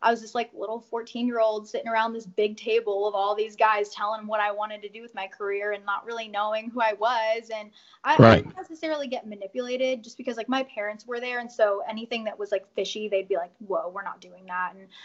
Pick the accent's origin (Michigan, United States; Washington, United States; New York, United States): Michigan, United States; St. Joseph; moved away as an adult; also born or lived in Houston, Texas; now in Nashville, United States; I'm from Michigan. I was born there, born and raised